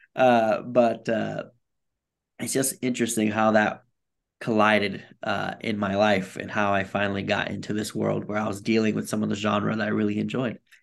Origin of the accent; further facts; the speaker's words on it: Bridgeport, Connecticut, United States; I grew up in Bridgeport, Connecticut, and I like to tell people it's not the rich part of Connecticut